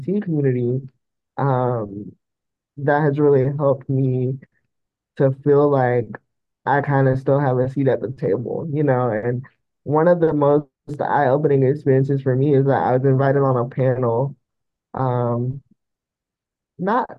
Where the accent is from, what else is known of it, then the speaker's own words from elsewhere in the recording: the South, United States; I grew up in the South, so it was, very religious